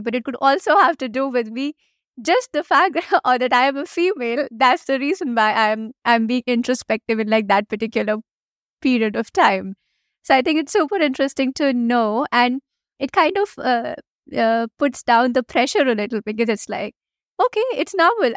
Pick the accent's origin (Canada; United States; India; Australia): India; first language Hindi; English is a second language; I come from India